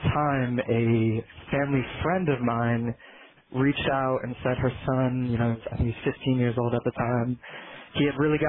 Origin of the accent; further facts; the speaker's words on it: Saratoga Springs, New York, United States; I grew up in Saratoga Springs